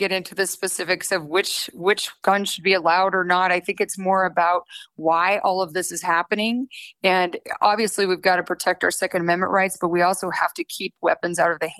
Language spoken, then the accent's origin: English; Monument, Colorado, United States; My folks moved us to Monument, Colorado when I was 12 years old, which back then in 1978, it was about 3,000 people. So I went to Lewis Palmer High School. We had 90 kids in our graduating class, but I loved it.